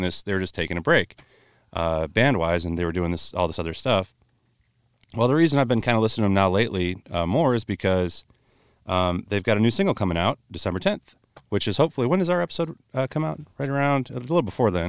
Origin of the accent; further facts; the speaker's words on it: Buffalo, New York, United States; now in Marion, Iowa, United States; I'm from New York State originally. I learned to drive out there